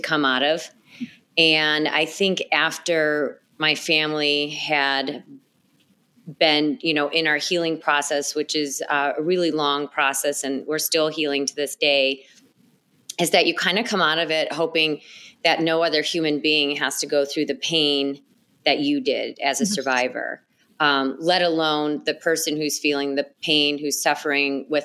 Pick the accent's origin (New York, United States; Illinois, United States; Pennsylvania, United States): Illinois, United States; Chicago; I'm a native Chicagoan. I grew up in the Northwest suburbs, born and raised, and I've lived here my whole life